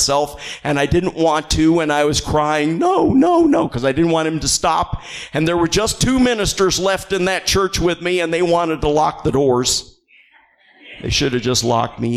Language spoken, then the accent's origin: English; Northern Illinois, United States; moved away; I'm from Northern Illinois